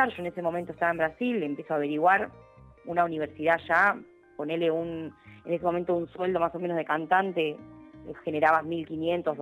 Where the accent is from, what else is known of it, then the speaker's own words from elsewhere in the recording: Mar del Plata, Buenos Aires Province, Argentina; moved away as an adult; also born or lived in Brazil; now in La Plata, Argentina; vos sos argentina, lo tenés allá. Claro y me volví a Mar del Plata